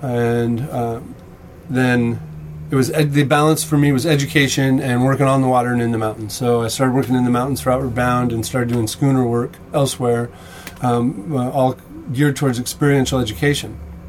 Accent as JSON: {"language": "English", "town": "Anchorage", "region": "Alaska", "country": "United States", "tie": "born or raised there", "also_born_or_lived": "Olympia, Washington", "moved": "as an adult", "lives_now": "Port Townsend, United States", "said": "Originally from Anchorage, Alaska. Okay. Yeah, that's where I spent my formative years. And I made my way down here because I had relatives in Gig Harbor."}